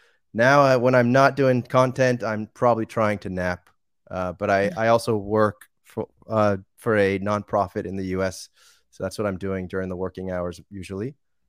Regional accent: Boston, Massachusetts, United States; also born or lived in Argentina / Costa Rica; So I was born and raised in outside of Boston, Massachusetts, a suburb outside there. I then lived in different places.

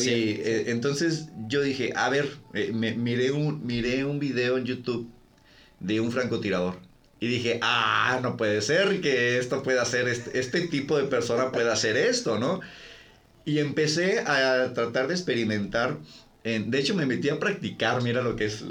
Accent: Ensenada, Baja California, Mexico; yo, yo, crecí en Ensenada

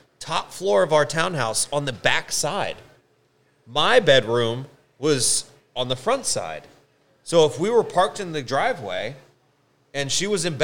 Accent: Montgomery County, Maryland, United States; moved away; So, like in Maryland, I grew up in Montgomery County

